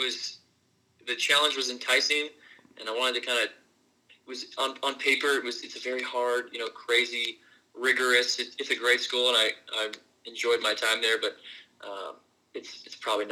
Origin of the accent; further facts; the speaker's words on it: Houston, Texas, United States; moved away; I was from Houston as well.